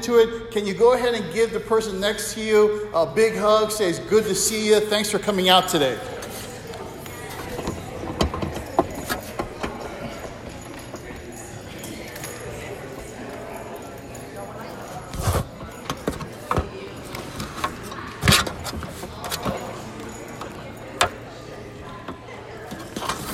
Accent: Waimanalo, Hawaii, United States; moved away; also born or lived in Philippines / Asia; I grew up in Hawaii as a kid, Waimanalo

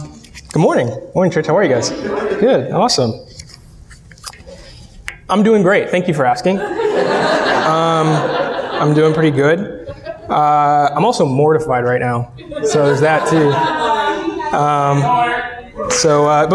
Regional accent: Cleveland, Ohio, United States; moved away; I'm born and raised in Northeast Ohio. I'm from Cleveland

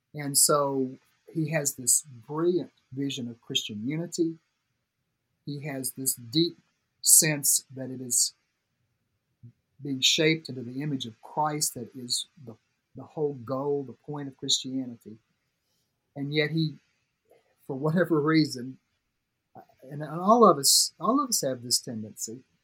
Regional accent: Tuscumbia, Alabama, United States; moved away as an adult; also born or lived in Nashville, Tennessee; I grew up in Florence, uh, Tuscumbia, Alabama, actually, but it's the Quad Cities area Florence, Sheffield, Muscle Shoals, Tuscumbia

